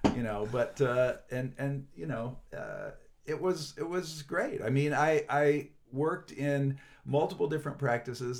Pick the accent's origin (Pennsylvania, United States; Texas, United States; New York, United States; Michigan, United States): Pennsylvania, United States; northern; moved away as an adult; now in Chicago, United States; I'm from some small town in northern Pennsylvania